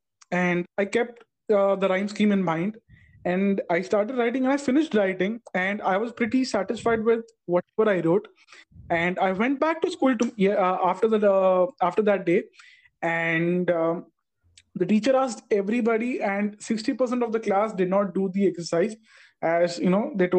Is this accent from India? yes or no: yes; Tamil Nadu, India; I'm from Tamil Nadu